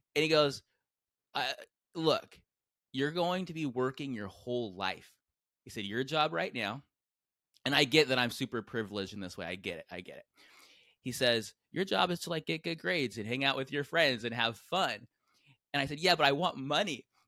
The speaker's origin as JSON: {"language": "English", "town": "San Diego", "region": "California", "country": "United States", "tie": "born or raised there", "said": "I grew up in San Diego"}